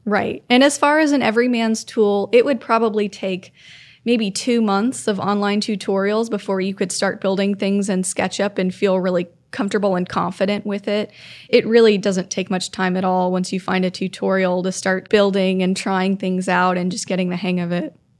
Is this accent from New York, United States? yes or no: no; Florida, United States; moved away; Growing up in Florida, most of the town I grew up in was built in the nineteen fifties